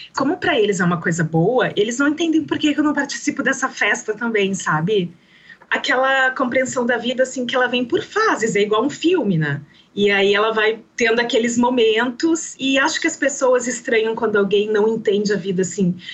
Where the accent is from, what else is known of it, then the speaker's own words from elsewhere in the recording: Santa Rosa, Rio Grande do Sul, Brazil; moved away as an adult; now in Campo Grande, Brazil; eu nasci em Santa Rosa, no Rio Grande do Sul, eu tenho 40 anos e eu estou morando em Campo Grande, no Mato Grosso do Sul